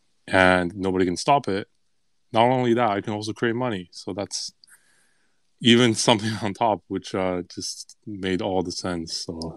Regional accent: Canada; I'm Canadian

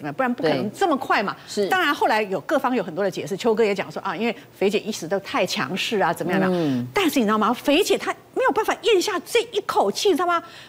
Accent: Taiwan; 我们台湾人

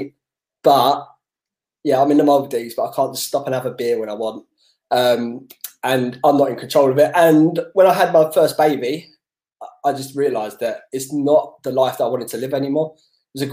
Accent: London, United Kingdom; growing up in Southeast London

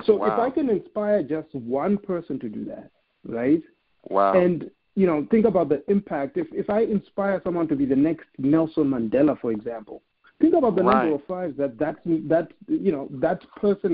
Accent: Zimbabwe; moved away as an adult; now in United States; I'm a kid from Zimbabwe who came to America with nothing.

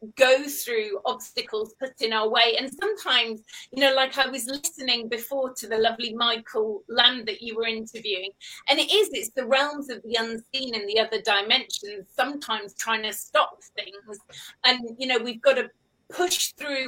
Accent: Cheshire, North West England, United Kingdom; moved away as an adult; also born or lived in Stoke-on-Trent / London; now in Cornwall, United Kingdom; I was born in Stoke-on-Trent up north, but I was brought up living in Cheshire. And then I went to school there.

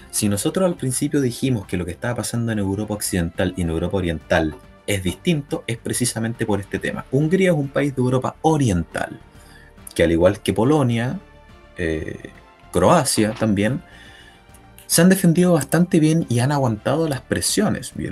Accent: Chile; Yo soy chileno.

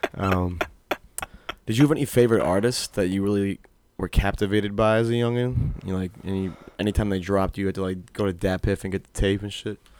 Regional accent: Old Orchard Beach, Maine, United States; born or raised there

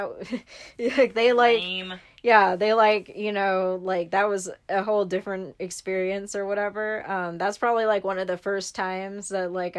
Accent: San Francisco Bay Area, California, United States; also born or lived in Fairfield, California / Oakland, California; I grew up over there in the Bay

